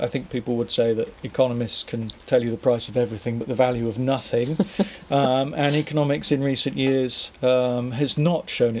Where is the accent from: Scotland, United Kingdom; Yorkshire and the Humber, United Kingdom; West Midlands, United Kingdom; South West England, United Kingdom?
South West England, United Kingdom; Beer; moved away as an adult; also born or lived in London / Brighton; now in Loughton, United Kingdom; Devon. I grew up in Devon, okay. A little fishing village called Beer.